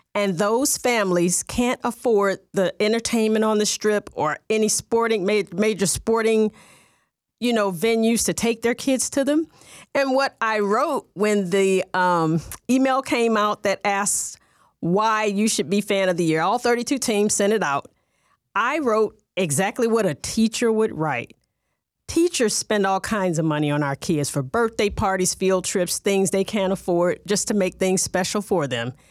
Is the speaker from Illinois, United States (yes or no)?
yes; East St. Louis, Illinois, United States; now in Las Vegas, United States; I am from the Midwest, right there, um, at the Missouri, Illinois border in Southern Illinois.